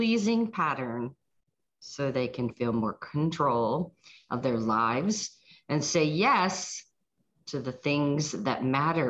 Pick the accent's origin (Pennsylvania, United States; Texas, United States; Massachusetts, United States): Pennsylvania, United States; Pittsburgh; moved away as an adult; I was born in Pittsburgh, Pennsylvania